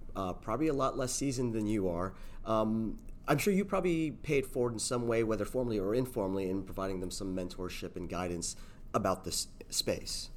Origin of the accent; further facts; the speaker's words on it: South Florida, United States; I'm from South Florida